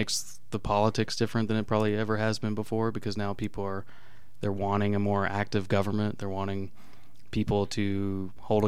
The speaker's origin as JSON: {"language": "English", "area": "Douglas County", "region": "Colorado", "country": "United States", "tie": "born or raised there", "also_born_or_lived": "Texas / Denver, Colorado", "lives_now": "Lakewood, United States", "said": "before that I lived in Denver, but basically grew up in Douglas County"}